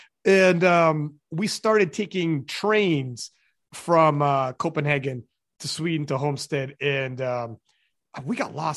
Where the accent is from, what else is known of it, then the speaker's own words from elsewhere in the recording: just south of Toronto, Ontario, Canada; I'm from Canada, just south of Toronto.